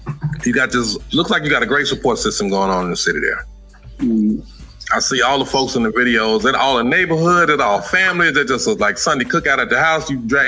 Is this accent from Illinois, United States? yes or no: no; Little Rock, Arkansas, United States; also born or lived in Memphis, Tennessee; I was born in Memphis, raised in Little Rock